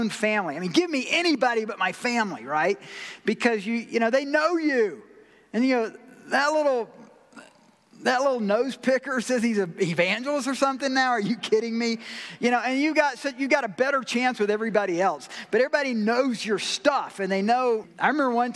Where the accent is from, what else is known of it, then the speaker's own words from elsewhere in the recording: Georgia, United States; I'm from Georgia